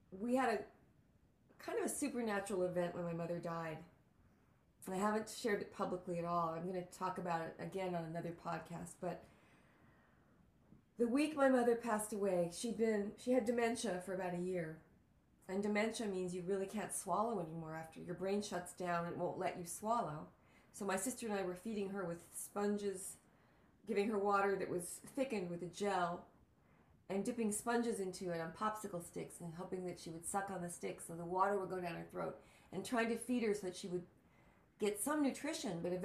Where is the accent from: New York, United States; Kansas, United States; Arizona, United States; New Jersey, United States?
New York, United States; also born or lived in El Paso, Texas; now in Los Angeles, United States; I'm from El Paso, Texas, and I grew up in New York